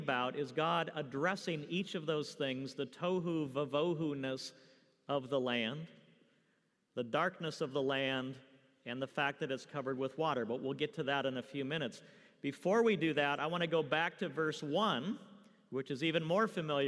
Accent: California, United States; moved away; I'm from the West Coast. I grew up in California

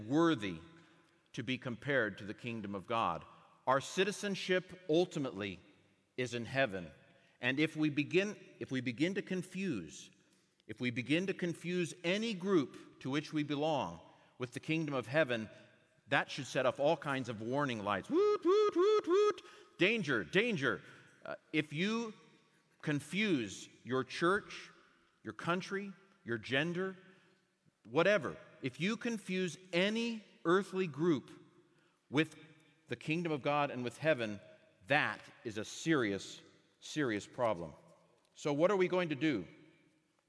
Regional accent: United States; I grew up in the United States.

